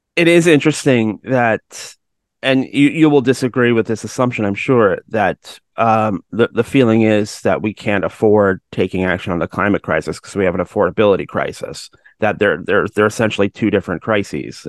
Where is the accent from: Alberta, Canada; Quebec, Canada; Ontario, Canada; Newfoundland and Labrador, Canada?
Ontario, Canada; Georgetown; I'm from Georgetown